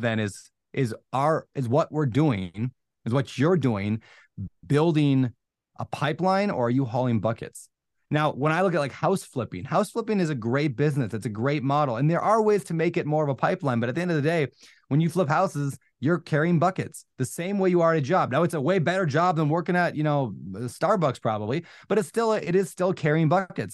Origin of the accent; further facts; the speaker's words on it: Minnesota, United States; moved away as an adult; also born or lived in Washington; I grew up in Minnesota, college, met my girl, moved to Washington, got married